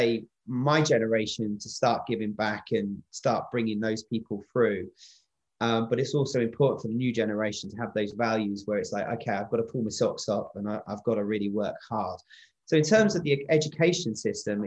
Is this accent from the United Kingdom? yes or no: yes; England, United Kingdom; moved away as an adult; now in Wales, United Kingdom; I'm from England. I came down here to set up and work on Doctor Who the first time back in 2004, 2005, and I haven't left